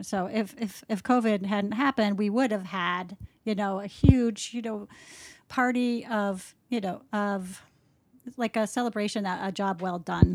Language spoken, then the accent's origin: English; Minnesota, United States; I'm from Minnesota, it's a blue state